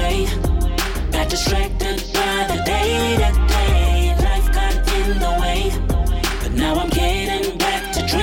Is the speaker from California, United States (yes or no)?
no; Indiana, United States; I'm from Indiana